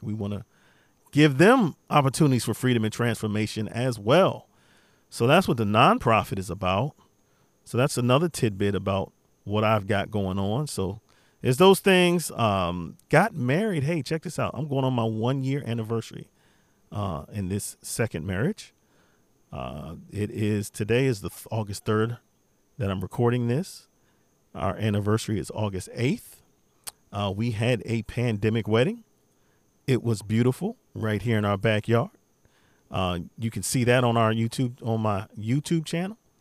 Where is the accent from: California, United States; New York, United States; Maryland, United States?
Maryland, United States; Beltsville; born and raised in Maryland, particularly Beltsville, Maryland.